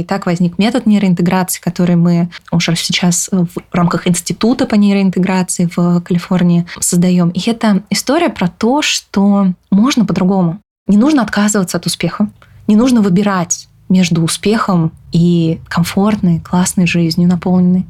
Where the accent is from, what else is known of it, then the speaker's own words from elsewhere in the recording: Kyrgyzstan; Я родилась э, в, под Кыргызстаном э, в Советском Союзе. Мы тяжело жили с родителями